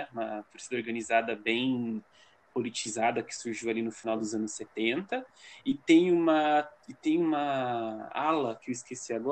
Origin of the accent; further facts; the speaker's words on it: Paraná, Brazil; porque a gente é do Paraná, a gente sabe como é que é.